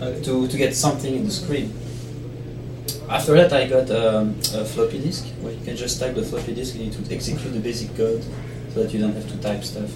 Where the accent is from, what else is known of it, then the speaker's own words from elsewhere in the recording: Italy; now in Belgium; I'm from Italy.